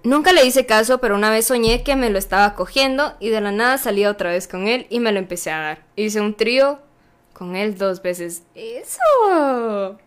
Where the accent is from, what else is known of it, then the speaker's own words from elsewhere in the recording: Zacapa, Guatemala; Yo soy de Zacapa y yo vivía en Zacapa en ese momento